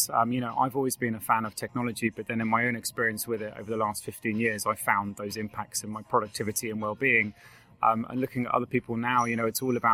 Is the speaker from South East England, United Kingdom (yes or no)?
yes; Hampshire, South East England, United Kingdom; moved away as an adult; now in Ireland; I'm from Hampshire in England, but I've been here for 15 years